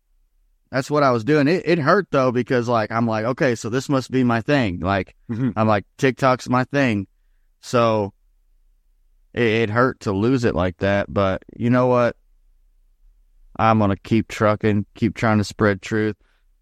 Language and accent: English; Indiana, United States; moved away; Like I came from Indiana normally, and Indiana was like, if anybody was outside walking or mowing the lawn and you drove by, it was you wave.